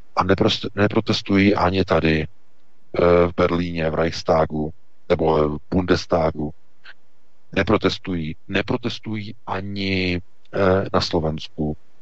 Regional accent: Czechia; my jako Češi máme právo na eh, naše pohraničí

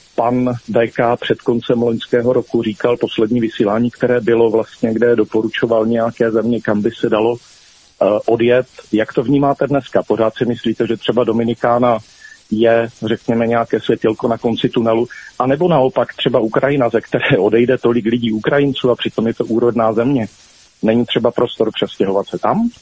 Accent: Zlín Region, Czechia; jsem ze Zlínského kraje

